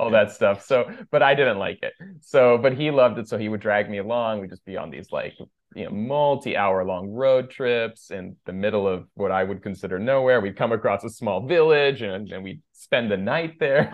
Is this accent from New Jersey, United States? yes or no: no; Los Gatos, California, United States; first language Persian; English is a second language; also born or lived in Iran; I was born in Los Gatos, California. Sort of, I guess, Los Gatos slash San Jose